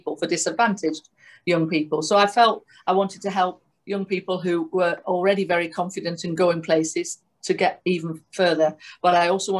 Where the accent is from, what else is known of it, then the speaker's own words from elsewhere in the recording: Manchester, North West England, United Kingdom; I'm from Manchester